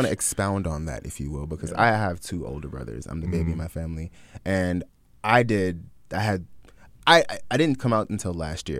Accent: Jamaica; No, I'm Jamaican.

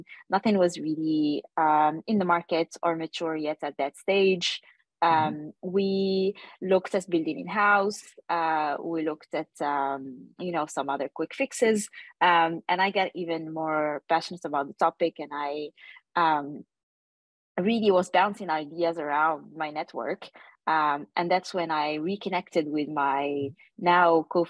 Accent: Paris, Île-de-France, France; moved away as an adult; also born or lived in Asia; I grew up in Paris

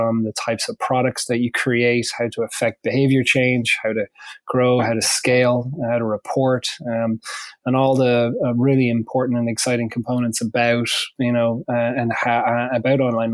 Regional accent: Ireland; now in United States; I'm originally from Ireland, living here in the United States now

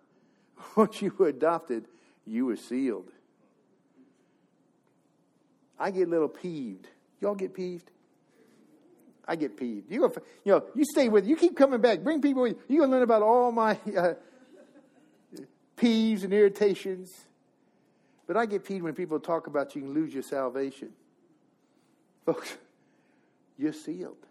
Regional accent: Missouri, United States; I'm from Missouri

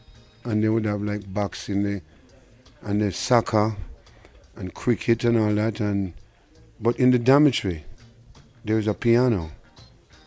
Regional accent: Kingston, Jamaica; I grew up in Denham Town, they call it Western Kingston, Smith Village, and I attended Denham

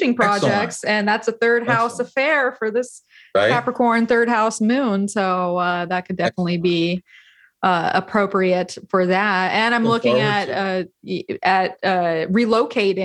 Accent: the South, United States; I'm from the South

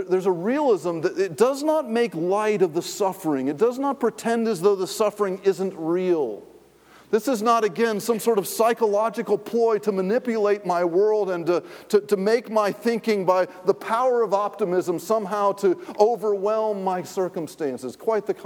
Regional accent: Raleigh, North Carolina, United States; I grew up in Raleigh, North Carolina.

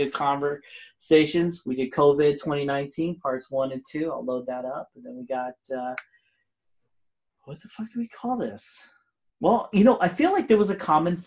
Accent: United States; I'm an American. America.

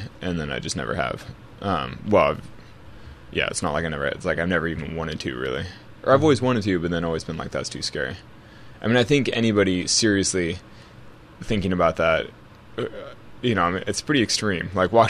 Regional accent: California, United States; I'm from California, so obviously I'm very Yosemite-centric.

